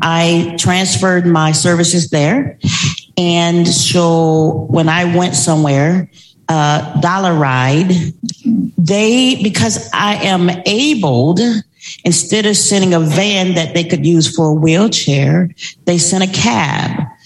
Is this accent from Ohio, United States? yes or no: no; Tallahassee, Florida, United States; moved away; I am originally from Tallahassee, Florida